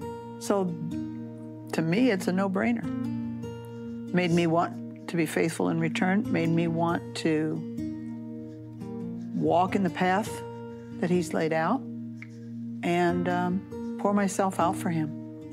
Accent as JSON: {"language": "English", "town": "Gibson City", "region": "Illinois", "country": "United States", "moved": "as an adult", "said": "I'm originally from Gibson City."}